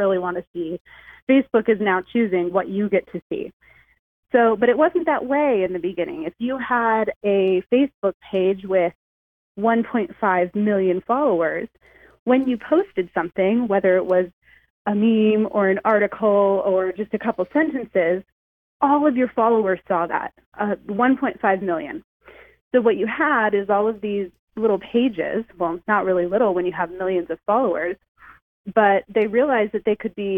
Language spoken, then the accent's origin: English; Huntington Beach, California, United States; I grew up right here in Southern California, in Huntington Beach